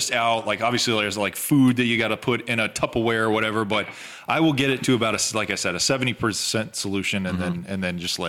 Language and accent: English; the South, United States; we're from the South.